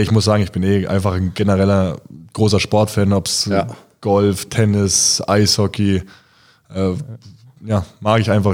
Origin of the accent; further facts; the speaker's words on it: Bayreuth, Bavaria, Germany; moved away; also born or lived in Bamberg; ich komme aus Bayreuth und ich äh, liebe meine Heimatstadt